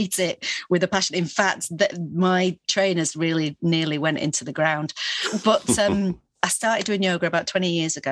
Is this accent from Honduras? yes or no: no; Manchester, North West England, United Kingdom; now in London, United Kingdom; growing up in Manchester, it was so full of the arts, music and theatre